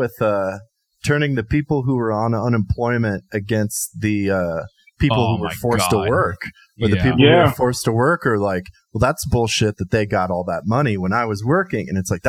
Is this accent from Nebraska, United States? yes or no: yes; Columbus, Nebraska, United States; I'm from Columbus, Nebraska, home of the fighting discoverers.